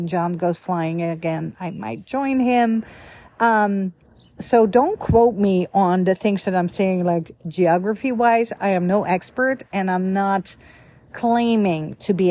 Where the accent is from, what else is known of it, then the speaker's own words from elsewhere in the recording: Netherlands; moved away; I was born and raised in the Netherlands, Holland, capital Amsterdam